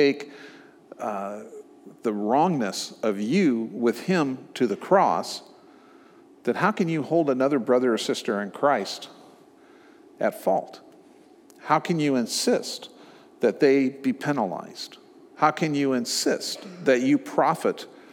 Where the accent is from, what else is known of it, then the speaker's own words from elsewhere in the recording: Omaha, Nebraska, United States; moved away; also born or lived in San Francisco, California / Dallas, Texas; I grew up in Omaha